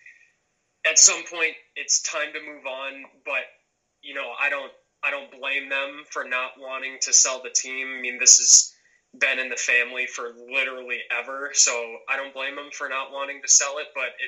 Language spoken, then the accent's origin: English; Chicago, Illinois, United States